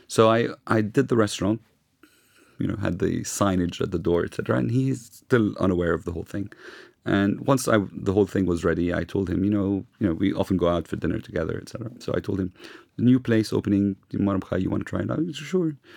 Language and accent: English; London, United Kingdom; now in Lebanon; I grew up in London